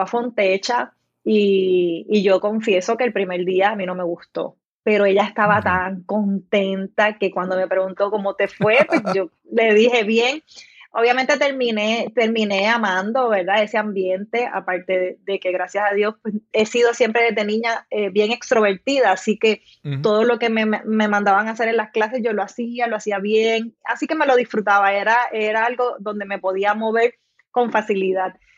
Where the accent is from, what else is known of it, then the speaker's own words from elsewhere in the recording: Salinas, Puerto Rico; also born or lived in Guayama, Puerto Rico; now in Juncos, Puerto Rico; yo nací en Guayama, pero eh, crecí toda mi infancia en el pueblo de Salinas, así que soy